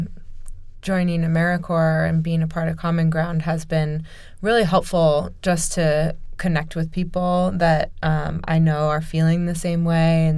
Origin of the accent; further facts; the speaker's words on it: Omaha, Nebraska, United States; I grew up in Omaha